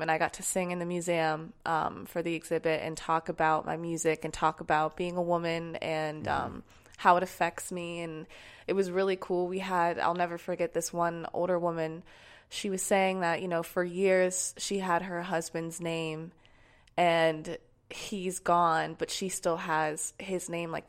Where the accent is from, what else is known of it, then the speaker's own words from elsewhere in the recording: Sarasota, Florida, United States; Um, I'm, Sarasota. I'm from, I'm